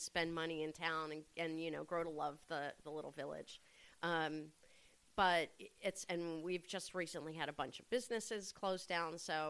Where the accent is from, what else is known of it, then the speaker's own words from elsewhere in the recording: outside of Philadelphia, Pennsylvania, United States; moved away as an adult; also born or lived in Boston, Massachusetts; now in Red Hook, United States; I'm from outside of Philadelphia. Really? Originally, yeah.